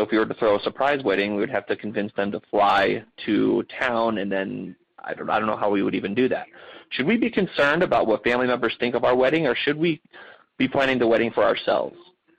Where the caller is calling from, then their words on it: Phoenix, Arizona, United States; I'm calling from Phoenix, Arizona